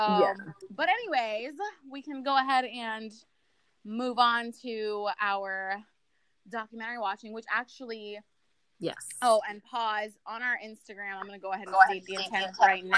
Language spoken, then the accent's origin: English; Orlando, Florida, United States; now in Louisiana, United States; we're both from Orlando, originally